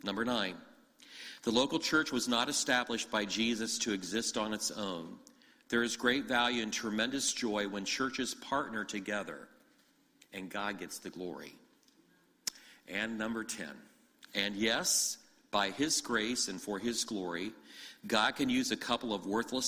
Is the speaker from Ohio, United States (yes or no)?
yes; Ohio, United States; moved away as an adult; also born or lived in Grand Rapids, Michigan; now in Michigan, United States; I grew up in Ohio. We moved to Michigan 14 years ago